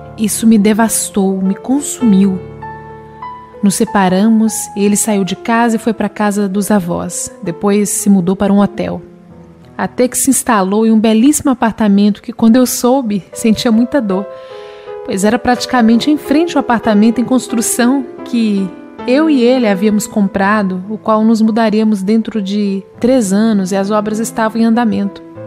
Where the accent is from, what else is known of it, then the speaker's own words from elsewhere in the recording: Blumenau, Santa Catarina, Brazil; eu sou de Blumenau, Santa Catarina.